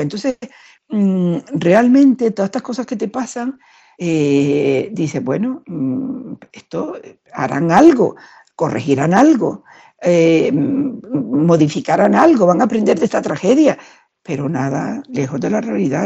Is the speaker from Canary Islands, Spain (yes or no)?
yes; Canary Islands, Spain; now in Madrid, Spain; Yo vivo en Madrid, aunque soy canaria